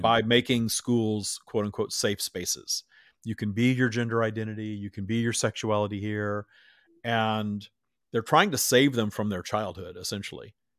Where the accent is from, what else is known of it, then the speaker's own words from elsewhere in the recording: Minden, Louisiana, United States; I grew up in Minden, Louisiana, Bible, as Bible Belt as it gets